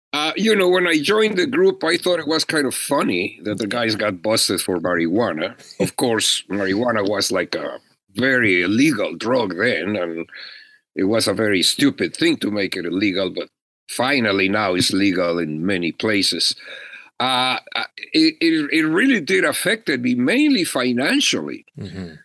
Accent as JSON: {"language": "English", "country": "Mexico", "moved": "yes", "lives_now": "Los Angeles, United States", "said": "I was an immigrant from Mexico"}